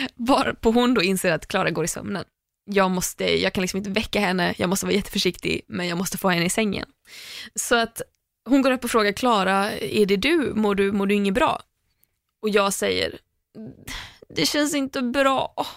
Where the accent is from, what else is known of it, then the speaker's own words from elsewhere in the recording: Landvetter, Västra Götaland, Sweden; från Landvetter, där jag är uppvuxen